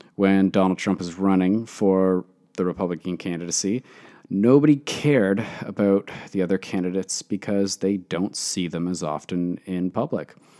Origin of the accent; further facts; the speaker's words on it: Toronto, Ontario, Canada; I am from Toronto, Canada